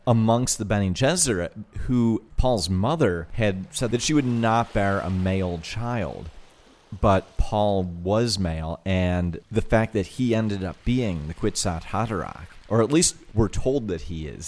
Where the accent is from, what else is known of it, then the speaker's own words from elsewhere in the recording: Toledo, Ohio, United States; where we grew up in Toledo, Ohio.